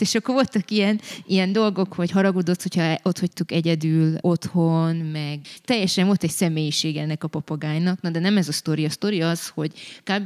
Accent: Brașov, Brașov County, Romania; én valójában a hitem szempontjából és az Isten kapcsolatom szempontjából itt nőttem fel

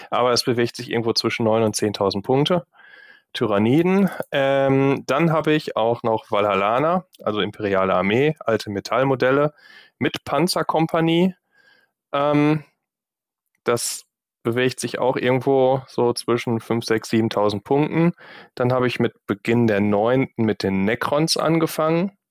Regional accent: Gladbeck, North Rhine-Westphalia, Germany; now in Düsseldorf, Germany; Düsseldorf sitze, auch gar nicht alles, was ich habe, hier ist, sondern auch noch in Gladbeck, in meiner Heimatstadt.

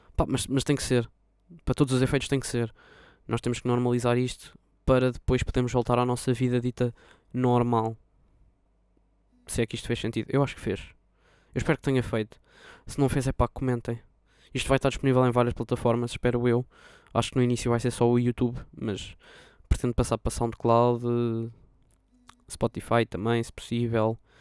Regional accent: Lisbon, Portugal; eu sou de Lisboa

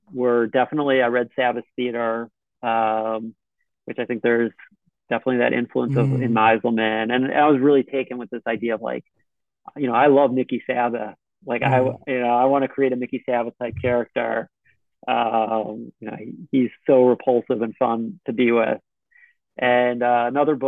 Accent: Israel; moved away as an adult; also born or lived in United States; I'm from Israel

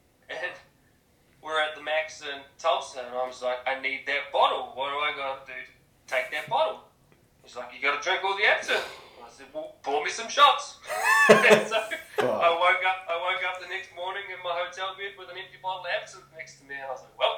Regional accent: New Zealand; No. Maybe my hometown, used to be, not anymore.

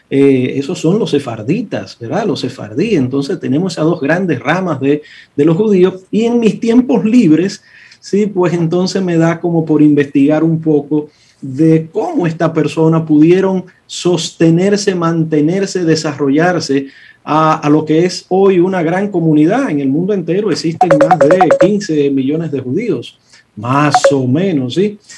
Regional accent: Santo Domingo, Distrito Nacional, Dominican Republic; also born or lived in Villa María / Villa Juana / Villa Francisca / San Carlos; yo soy un muchacho de las villas. Yo se lo he dicho varias veces, yo nací en Villa María, me crié en Villa Consuelo, Villa Juana, Villa Francisca y, un chin de San Carlos.

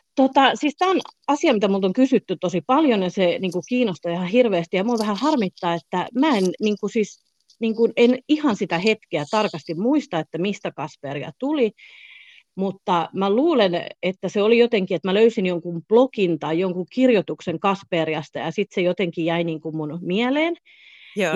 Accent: Southern Finland, Finland; moved away as an adult; also born or lived in Florida, United States / Thailand / Spain; olen kotoisin Etelä-Suomesta

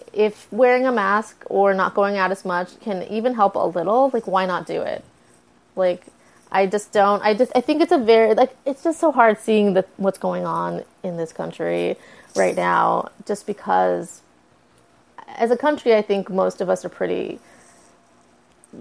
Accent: United States; I was born in the United States

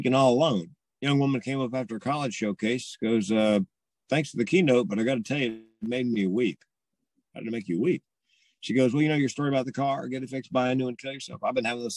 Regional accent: the South, United States; I'm from the South

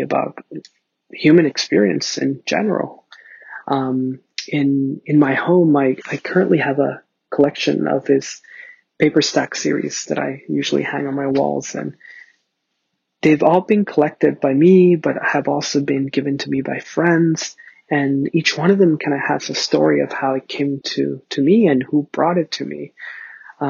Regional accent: Ciudad Juarez, Chihuahua, Mexico; now in Los Angeles, United States; I was born in Ciudad Juarez, Chihuahua, Mexico

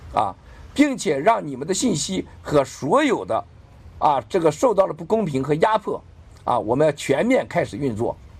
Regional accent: China; 我们中国人

